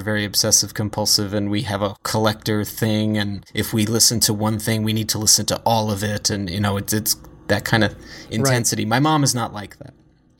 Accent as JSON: {"language": "English", "region": "New Jersey", "country": "United States", "tie": "born or raised there", "also_born_or_lived": "New York", "moved": "as an adult", "lives_now": "California, United States", "said": "So I'm from New Jersey. I grew up there. I moved out when I was 22. Finally, I went to college in New York, but finally out of my parents' house by 22. It's when I moved to New York, and then I was a New Yorker for a while. Now I'm a Californian, but I was from New Jersey"}